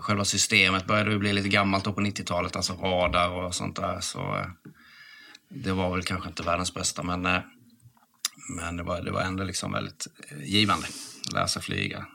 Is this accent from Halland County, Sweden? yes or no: yes; Halmstad, Halland County, Sweden; moved away; Jag är från Halmstad från början